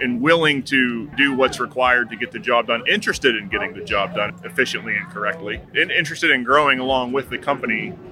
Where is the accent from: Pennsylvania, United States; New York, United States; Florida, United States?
Pennsylvania, United States; Philipsburg; moved away as an adult; also born or lived in Cheyenne, Wyoming; I'm from Phillipsburg, Pennsylvania, right in the center of the state